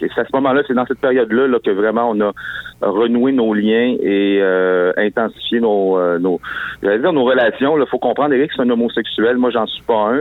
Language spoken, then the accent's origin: French; Quebec City, Quebec, Canada; moi j'étais de Sainte-Foy à Québec